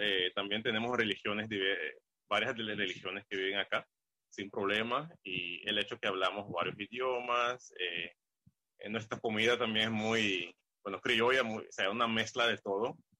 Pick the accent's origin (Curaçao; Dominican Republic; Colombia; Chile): Curaçao; soy de Curazao